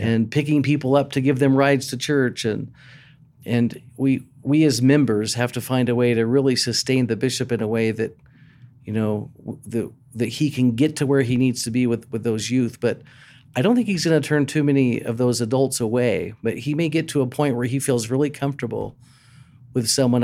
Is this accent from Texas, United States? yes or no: yes; Texas, United States; moved away as an adult; growing up in Texas, on my high school baseball team